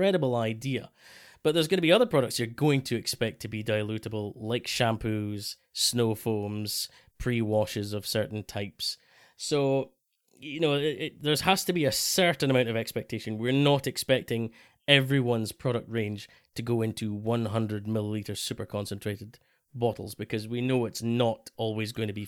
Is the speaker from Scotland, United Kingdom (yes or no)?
yes; Scotland, United Kingdom; especially as a Scotsman